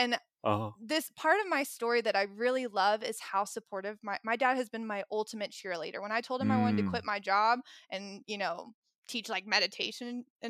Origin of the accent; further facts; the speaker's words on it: Tennessee, United States; Anyway, so I grew up in Tennessee, and I come from a family where my dad is a doctor